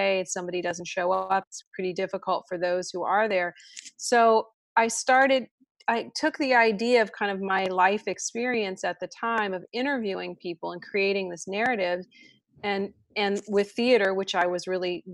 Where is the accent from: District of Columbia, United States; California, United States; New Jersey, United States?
District of Columbia, United States; Washington; I grew up in Washington, D.C.